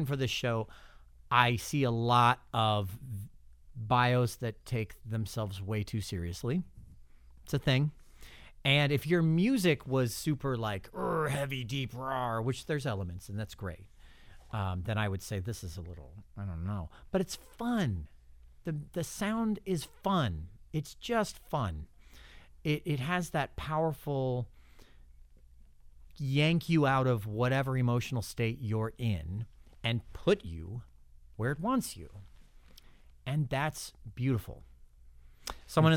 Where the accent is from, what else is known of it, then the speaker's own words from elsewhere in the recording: Missouri, United States; now in Florida, United States; I'm from Missouri